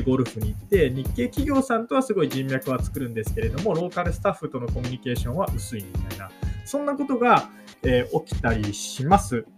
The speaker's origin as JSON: {"language": "Japanese", "country": "Japan", "moved": "yes", "lives_now": "Taiwan", "said": "実績も何もないような日本人の僕が"}